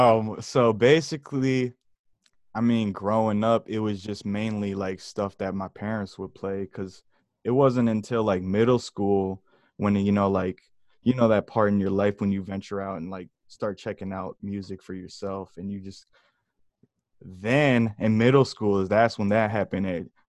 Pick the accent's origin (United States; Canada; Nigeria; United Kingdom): United States; Michigan; also born or lived in Georgia; I am from Michigan. All around Michigan, because I've been moving around my whole life. Back and forth from Georgia to Michigan.